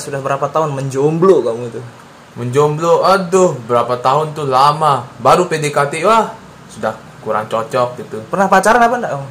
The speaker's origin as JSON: {"language": "Indonesian", "region": "West Nusa Tenggara", "country": "Indonesia", "accent": "Sumbawa", "said": "Aida itu ya logat saya lah. Sumbawa."}